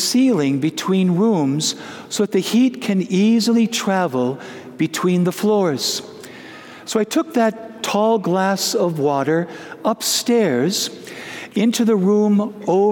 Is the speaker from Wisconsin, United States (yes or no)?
yes; Wisconsin, United States; moved away; I grew up in the Holy Land of Wisconsin